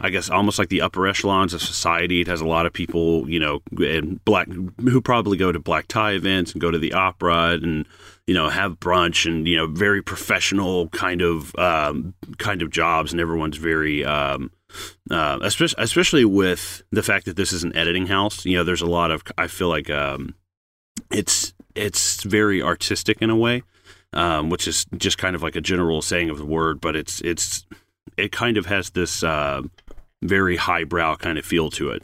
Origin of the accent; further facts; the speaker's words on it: the Bible Belt, United States; a kid growing up in the Bible Belt in, in the United States